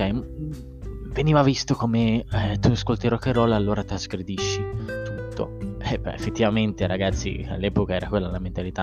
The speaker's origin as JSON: {"language": "Italian", "town": "Sanremo", "region": "Liguria", "country": "Italy", "said": "io provengo da Sanremo, tra l'altro, sono a cinque chilometri"}